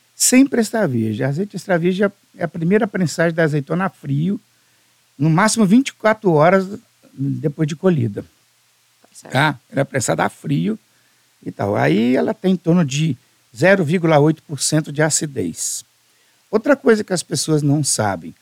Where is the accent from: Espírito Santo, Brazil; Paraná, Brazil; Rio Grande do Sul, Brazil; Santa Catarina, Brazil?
Espírito Santo, Brazil; Alegre; sou do Principado do Alegre, do interior